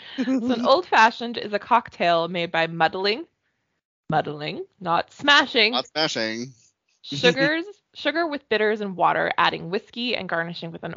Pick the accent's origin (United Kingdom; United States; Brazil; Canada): Canada; accent: hick